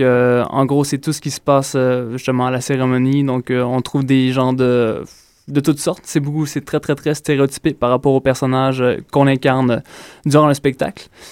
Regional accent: Quebec, Canada; also born or lived in Ontario; je suis natif de l'Ontario et j'ai grandi au Saguenay-Lac-Saint-Jean

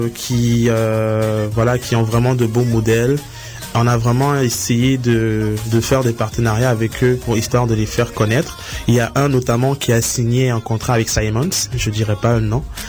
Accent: Cameroon; moved away; j'ai grandi au Cameroun

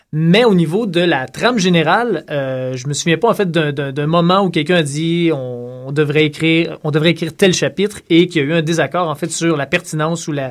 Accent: Saint-Tite, Quebec, Canada; je viens de Saint-Tite.

